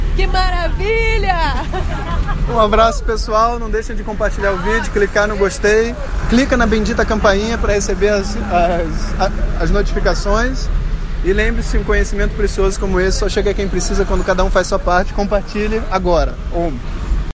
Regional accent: Paraná, Brazil; Eu que sou do Paraná

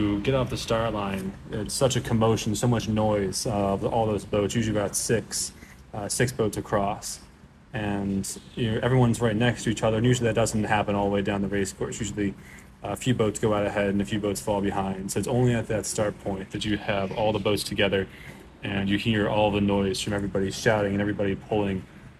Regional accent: United States; I'm a rower from the United States. We go to Southern Methodist University in Dallas, Texas.

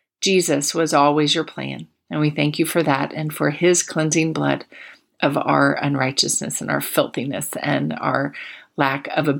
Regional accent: Plant City, Florida, United States; I sang it much at the little church I grew up in Plant City, Florida.

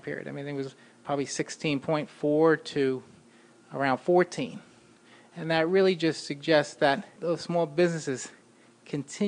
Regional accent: North Brunswick, New Jersey, United States; also born or lived in Syracuse, New York; I grew up in about a half hour south of here in North Brunswick, New Jersey

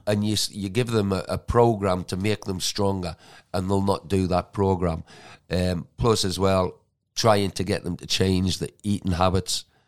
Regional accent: Geordie, North East England, United Kingdom; moved away; also born or lived in Manchester; I'm a Geordie

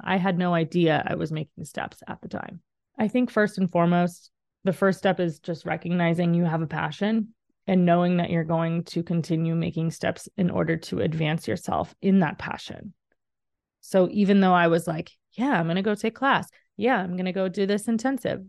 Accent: Dallas, Texas, United States; moved away as an adult; also born or lived in Indiana; I'm from Dallas, Texas

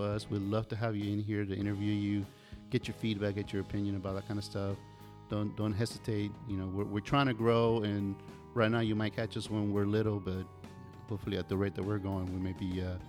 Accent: Miami, Florida, United States; also born or lived in Gainesville; We're all from Miami.

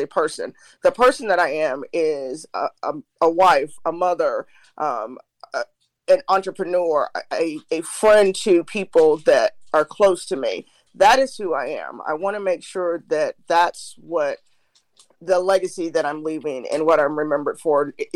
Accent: Ohio, United States; I was raised in Ohio, but all my mom's people are from Alabama

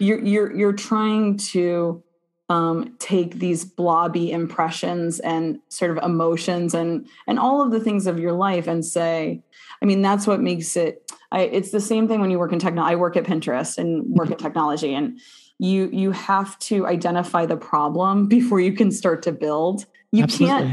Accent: Midwest, United States; I'm from the Midwest

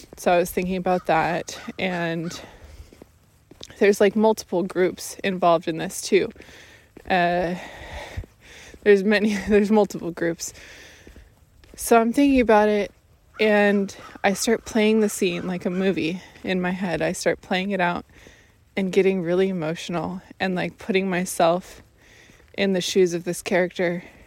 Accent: Washington, United States; moved away; my home state, Washington State

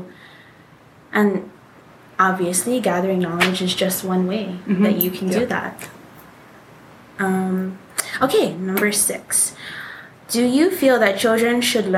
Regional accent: Hawaii, United States; we are Hawaiian. We graduated from an all-Hawaiian private school here in Hawaii

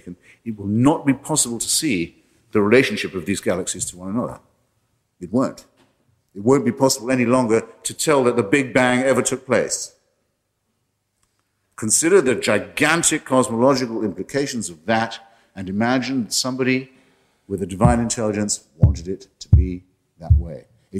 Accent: Washington, District of Columbia, United States; my hometown of Washington

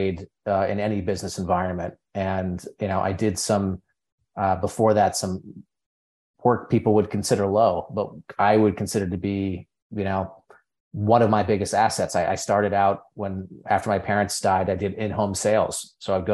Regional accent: Berkshire Mountains, countryside of Connecticut, United States; I grew up in the countryside of Connecticut, which does exist, in the Berkshire Mountains.

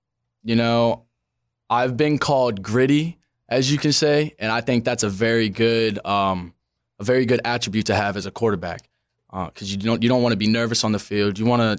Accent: Maryland, United States; I come from Maryland, haven't lived in Florida my whole life

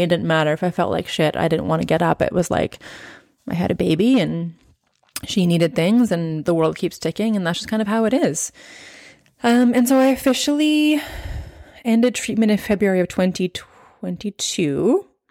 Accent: Okanagan, British Columbia, Canada; moved away as an adult; now in New Zealand; we were raised as teenagers in the Okanagan, which is, if you're not from Canada or you're not from B C, it is in the interior of British Columbia.

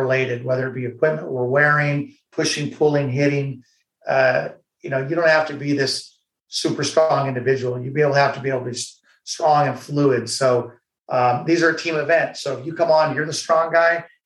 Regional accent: United States; as an American, as someone who's fought for this country

